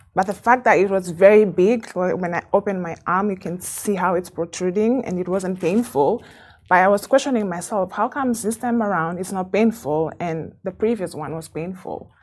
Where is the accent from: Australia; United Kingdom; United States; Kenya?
Kenya; moved away as an adult; now in Dubai, United Arab Emirates; I have been in Dubai for 15 years. Um, I'm Kenyan